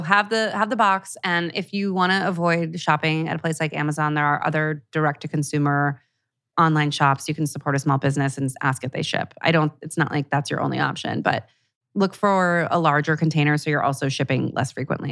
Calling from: Vancouver Island, British Columbia, Canada; I'm calling from Vancouver Island in Canada.

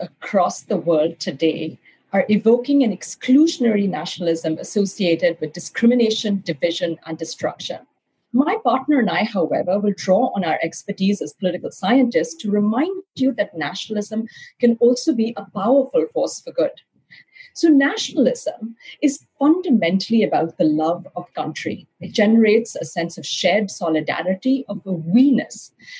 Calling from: Providence, Rhode Island, United States; I'm joining you from Little Rhodey, Rhode Island, and Providence, where I'm based because I teach at Brown University.

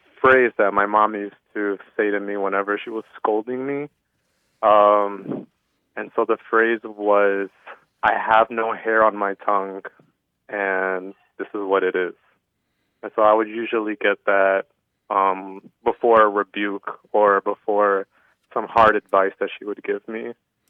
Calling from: La Crosse, Wisconsin, United States; I'm calling from La Crosse, Wisconsin.

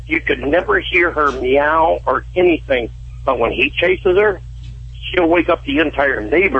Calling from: Kankakee, Illinois, United States; Right now, I'm in Kankakee, Illinois.

